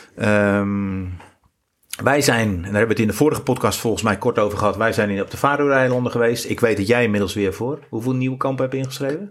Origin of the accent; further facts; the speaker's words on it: near Rotterdam, South Holland, Netherlands; now in Goes, Netherlands; ik ben geboren onder de rook van Rotterdam.